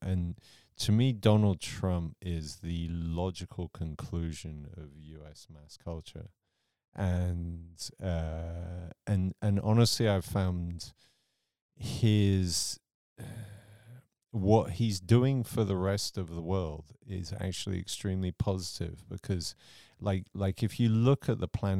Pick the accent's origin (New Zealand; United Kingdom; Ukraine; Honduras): United Kingdom; England; So for me, I grew up in the England of Margaret Thatcher, but Margaret Thatcher adopted American ideals.